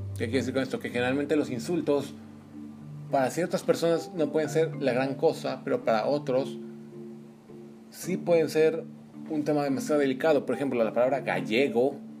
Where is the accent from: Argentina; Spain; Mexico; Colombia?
Mexico; los mexicanos estamos tan acostumbrados a palabras como chingado, pendejo